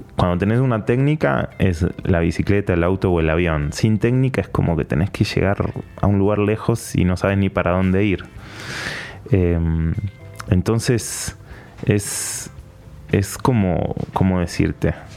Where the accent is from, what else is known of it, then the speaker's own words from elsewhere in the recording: Patagonia, Argentina; moved away as an adult; now in Panama; soy argentino, eh, soy periodista. Nací en la Patagonia, bien al sur de Argentina